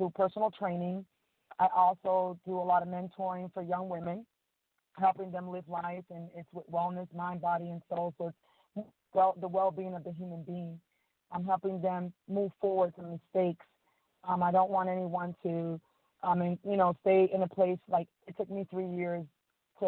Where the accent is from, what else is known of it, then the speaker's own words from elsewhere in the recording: Miami, Florida, United States; moved away as an adult; also born or lived in Dominican Republic; now in Georgia, United States; I'm from Dominican Republic. I was raised in Miami. And moved to Georgia in 2003